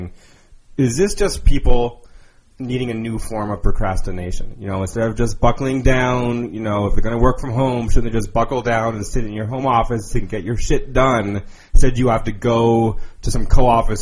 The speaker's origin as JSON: {"language": "English", "town": "Boston", "region": "Massachusetts", "country": "United States", "moved": "yes", "lives_now": "Denver, United States", "said": "I'm from the Northeast"}